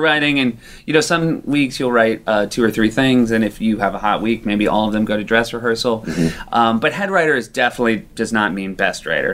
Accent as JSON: {"language": "English", "region": "southern New Hampshire", "country": "United States", "tie": "born or raised there", "said": "I grew up in southern New Hampshire"}